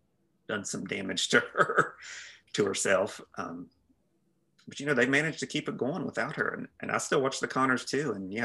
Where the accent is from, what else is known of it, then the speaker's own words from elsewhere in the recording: Logan County, West Virginia, United States; now in Charleston, United States; I grew up in Logan County.